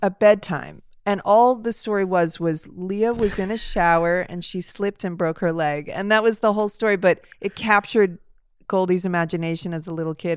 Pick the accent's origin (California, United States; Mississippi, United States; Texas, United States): California, United States; Los Angeles; I grew up near Beechwood up in the Hollywood Hills, in the foothills of Hollywood Hills